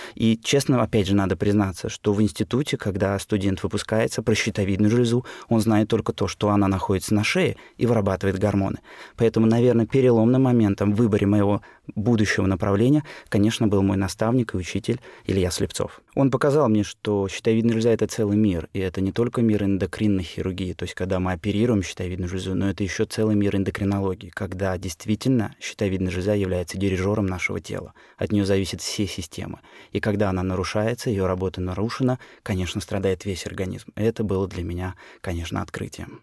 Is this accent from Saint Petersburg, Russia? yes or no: yes; Saint Petersburg, Russia; Родился в Ленинграде, работаю в Санкт-Петербурге